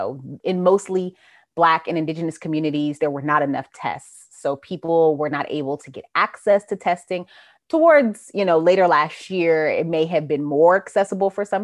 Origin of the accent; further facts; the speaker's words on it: New Jersey, United States; moved away as an adult; now in Georgia, United States; I'm from New Jersey, but I've been in Georgia since 2006.